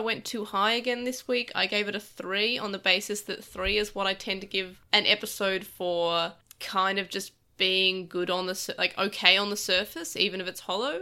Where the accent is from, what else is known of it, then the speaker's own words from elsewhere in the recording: Australia; As an Australian